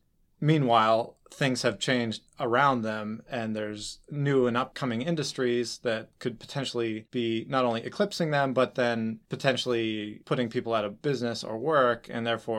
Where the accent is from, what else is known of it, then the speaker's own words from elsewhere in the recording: Saudi Arabia; I grew up in Saudi Arabia, in a Saudi Aramco compound, Saudi Aramco being the Saudi National Oil Company.